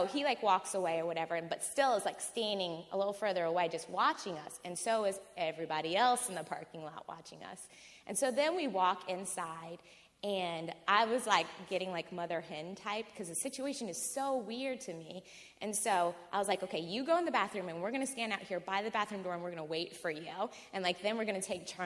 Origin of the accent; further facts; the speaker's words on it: New Orleans, Louisiana, United States; I'm from New Orleans.